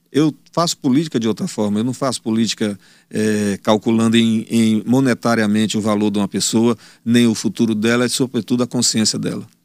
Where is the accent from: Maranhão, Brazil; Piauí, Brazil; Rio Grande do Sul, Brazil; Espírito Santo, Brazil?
Piauí, Brazil; Teresina; Eu sou de Teresina, não, não irei sair daqui